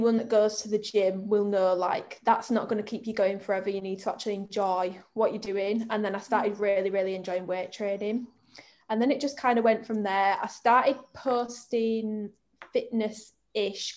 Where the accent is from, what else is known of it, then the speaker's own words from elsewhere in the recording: Bradford, Yorkshire and the Humber, United Kingdom; I'm from Bradford.